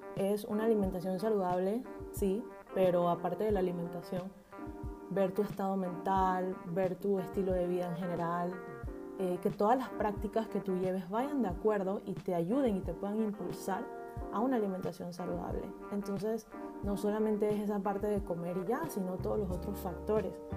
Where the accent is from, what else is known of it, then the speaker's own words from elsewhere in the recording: Panama; soy panameña, nacida y criada en Panamá.